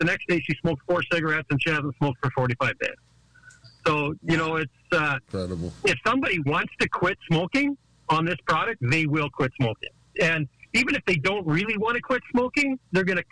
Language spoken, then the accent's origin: English; Vancouver Island, British Columbia, Canada; I grew up in Canada on Vancouver Island